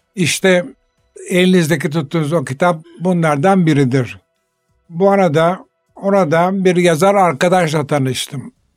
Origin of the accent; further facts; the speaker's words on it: Istanbul, Turkey; ben 3 asırdan beri İstanbul'da yaşayan bir ailenin çocuğuyum.